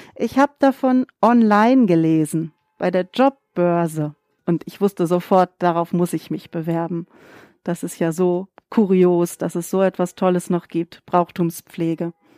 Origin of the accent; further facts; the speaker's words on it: Germany; moved away as an adult; now in Münster, Germany; Ich bin in einem Musikerhaushalt groß geworden auf dem Lande bei Bremen